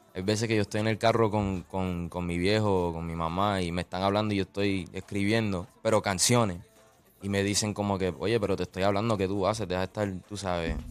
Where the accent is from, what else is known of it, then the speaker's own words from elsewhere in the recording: Orlando, Florida, United States; yo vengo de Orlando